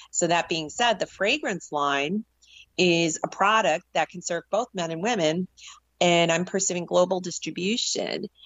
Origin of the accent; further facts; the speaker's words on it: New York City, New York, United States; before growing up in the New York City area and the catalyst of, of seeing September 11th, 2001.